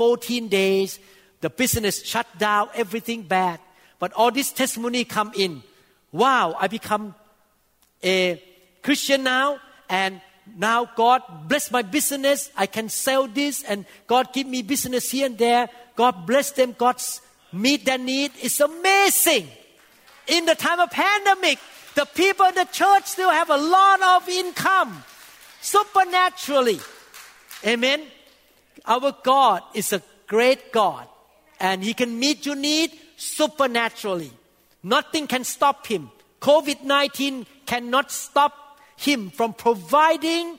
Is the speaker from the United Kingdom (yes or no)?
no; Thailand; English is a second language; moved away as an adult; also born or lived in Seattle, United States; now in United States